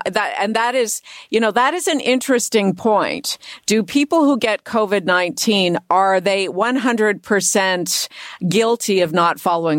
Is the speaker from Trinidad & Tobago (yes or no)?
no; Canada; as a Canadian.